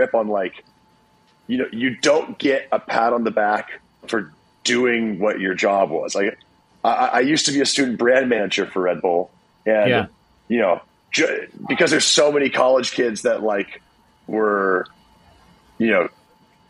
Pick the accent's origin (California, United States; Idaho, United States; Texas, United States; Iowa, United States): Iowa, United States; moved away as an adult; also born or lived in Los Angeles; I was also from Iowa, brand new to LA.